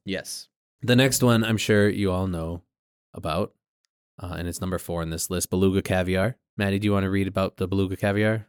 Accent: New England, United States; we're from New England

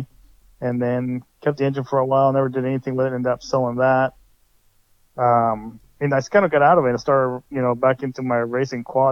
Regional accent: Redwood City, California, United States; also born or lived in Sacramento, Roseville area; now in Roseville, United States; I grew up in Redwood City, and then I moved to across the Bay, and then ended up in Sacramento, Roseville area

